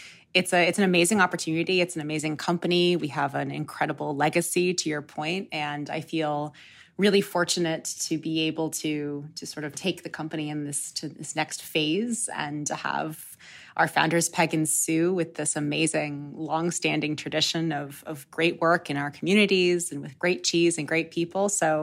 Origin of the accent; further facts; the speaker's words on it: New York, United States; moved away as an adult; I came out west from New York, where I had been living for most of my life